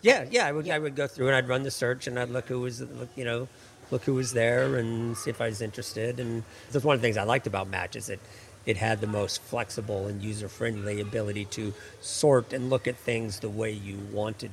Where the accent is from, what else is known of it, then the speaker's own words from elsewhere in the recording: Seattle, Washington, United States; moved away as an adult; now in Washington, D.C., United States; I'm from Seattle. I've been in Washington, D.C. for almost 30 years